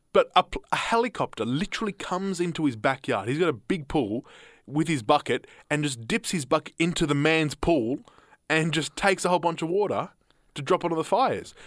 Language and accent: English; Australia; as an Australian collective, as an Australian citizen